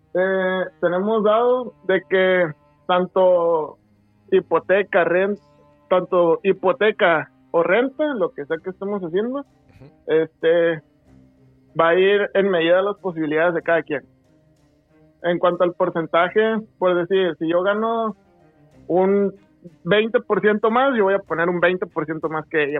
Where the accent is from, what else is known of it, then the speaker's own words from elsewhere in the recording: Guasave, Sinaloa, Mexico; moved away as an adult; now in Culiacán, Mexico; Yo soy de, de Guasave, yo estoy aquí y me vine a trabajar acá